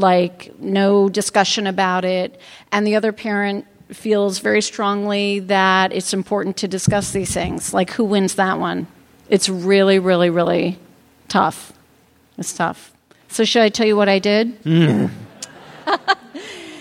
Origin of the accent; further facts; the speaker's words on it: Ithaca, New York, United States; In my hometown of Ithaca, New York